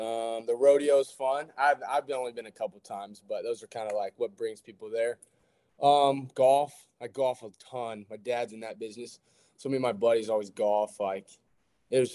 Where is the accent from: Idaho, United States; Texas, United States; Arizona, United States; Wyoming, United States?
Texas, United States; Dallas; moved away as an adult; also born or lived in Wichita, Kansas; I'm from Dallas. Went to Birdville High School